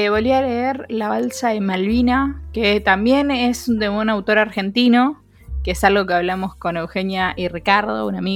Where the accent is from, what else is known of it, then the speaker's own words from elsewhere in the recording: Mexico; Soy mexicano, se nos va a costar un toque coordinar los horarios